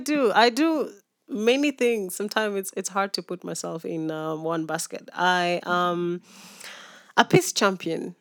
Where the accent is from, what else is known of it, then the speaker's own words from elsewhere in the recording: Nairobi, Kenya; also born or lived in Mumias / Narok / Maasai Mara / Kisumu; born and raised in Nairobi